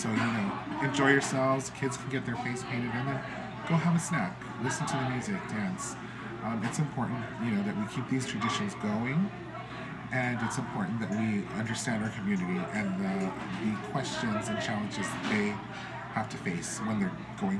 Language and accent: English; Los Angeles, California, United States; even though we were in El Sereno, which is in Los Angeles, we still participated in all those traditions that they did growing up in Mexico.